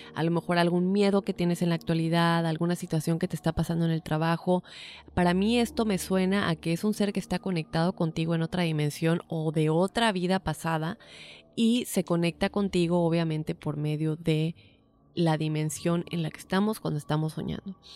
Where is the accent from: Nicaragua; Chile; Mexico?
Mexico; Yucatán; moved away; also born or lived in Mexico City; Crecí en medio Yucatán, pero nací en la Ciudad de México